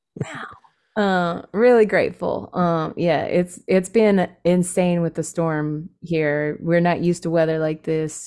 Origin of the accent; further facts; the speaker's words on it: California, United States; also born or lived in San Francisco; being a Californian